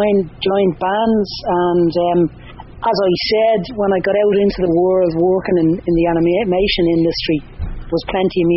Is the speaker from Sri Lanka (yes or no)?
no; Dublin, Leinster, Ireland; I'm from Talla.